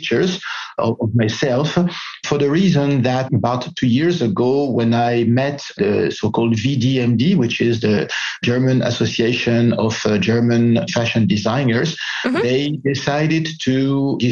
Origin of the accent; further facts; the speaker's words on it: Greece; I was born in Greece, as French, from French parents.